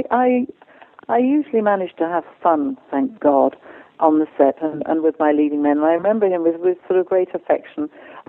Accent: England, United Kingdom; I know that a lot of the work I've done because I'm English and because I sound like I know what I'm talking about

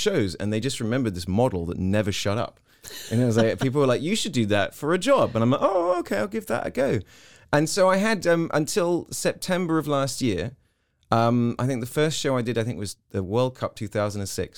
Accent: South East England, United Kingdom; moved away as an adult; also born or lived in Hong Kong; now in Texas, United States; I was born in Hong Kong. I moved when I was five to the UK, and then I sort of finished school. Up until 18, living in the southeast of England.

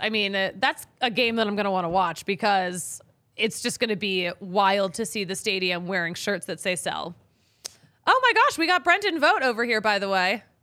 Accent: Philadelphia, Pennsylvania, United States; I'm from Philly.

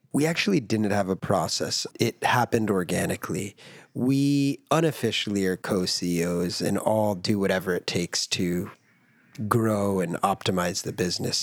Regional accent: United States; I grew up in America

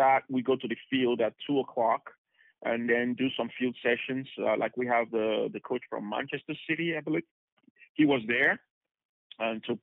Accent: Benin City, Edo, Nigeria; now in United States; I am from Nigeria originally. I was born in Nigeria, 1976, in a city called Benin City.

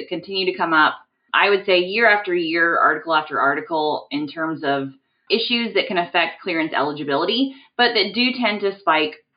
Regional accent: Midwest, United States; I'm from the Midwest

